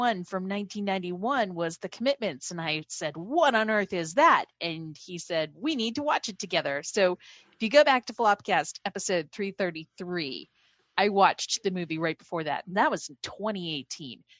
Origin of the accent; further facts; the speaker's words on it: New Hampshire, United States; growing up in New Hampshire in 1991